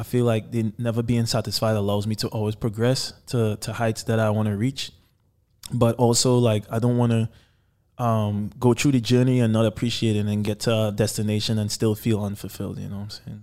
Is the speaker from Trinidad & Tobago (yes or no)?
yes; Trinidad & Tobago; moved away; I was born in Trinidad and Tobago, by the way, so I'm from the islands. And growing up, my dad was actually the first artist to sign a record deal in Trinidad